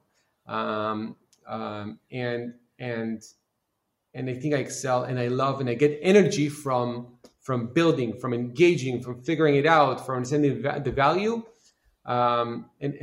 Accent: Israel; born or raised there

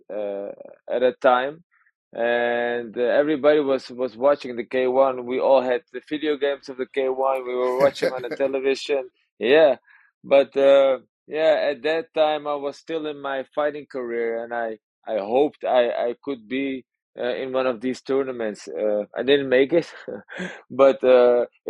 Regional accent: Amsterdam, North Holland, Netherlands; I was born in Amsterdam, here in the Netherlands

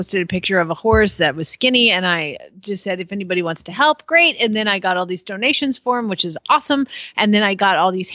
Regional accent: Atlanta, Georgia, United States; moved away; I'm originally from Atlanta.

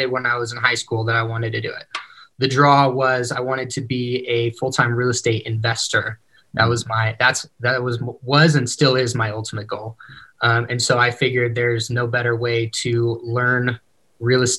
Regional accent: near Sacramento, California, United States; moved away as an adult; now in Salt Lake City, United States; I grew up near Sacramento, California

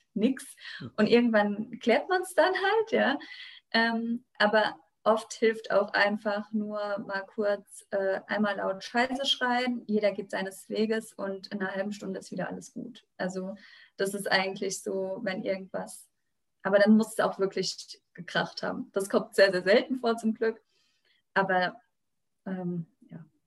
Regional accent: western Rheinhessen, Rhineland-Palatinate, Germany; bei uns im Westen von Rheinhessen

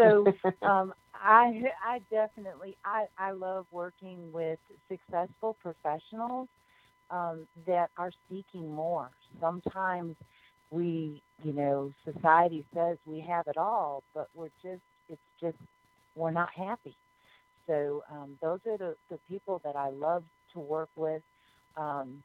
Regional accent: Chicago, Illinois, United States; now in Gulf Coast, United States; I'm from the Chicagoland area, so I really didn't know anybody here on the coast at all when I moved here

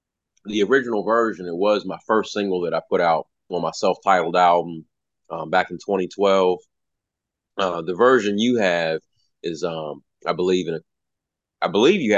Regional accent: between Baltimore and DC, Maryland, United States; also born or lived in California; now in Kentucky, United States; It was before I moved here to Kentucky, because I'm originally from Maryland, right between Baltimore and DC.

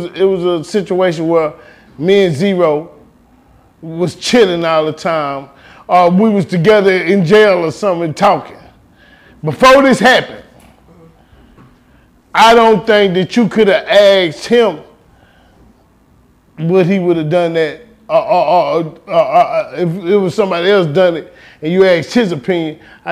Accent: Houston, Texas, United States; I'm from Houston, from the north side of Houston, right around the corner, and it was all the way up until I was damn near grown

